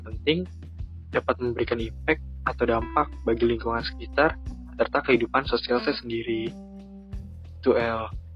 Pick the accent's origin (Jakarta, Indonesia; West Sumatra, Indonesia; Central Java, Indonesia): Jakarta, Indonesia; moved away as an adult; now in Lampung, Indonesia; saya sendiri berasal dari Jakarta